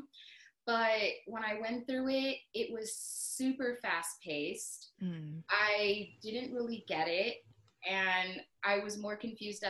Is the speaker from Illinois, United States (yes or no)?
no; Long Beach, California, United States; moved away as an adult; now in Georgia, United States; I'm originally from Southern California, Long Beach